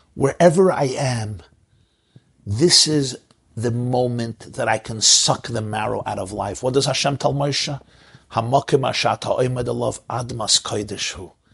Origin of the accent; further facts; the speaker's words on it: New York City, New York, United States; I grew up in Crown Heights.